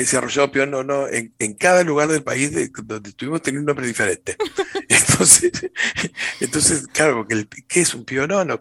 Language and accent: Spanish; Argentina; en Argentina, desde las cataratas del Iguazú, en el norte de nuestro país